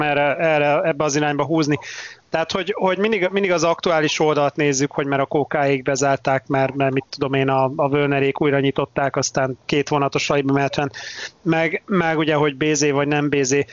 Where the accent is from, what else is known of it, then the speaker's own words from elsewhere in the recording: Debrecen, Hajdú-Bihar, Hungary; saját, saját szülővárosomról, vagy, vagy majdnem szülővárosomról beszélve, a debreceni buszpályadvar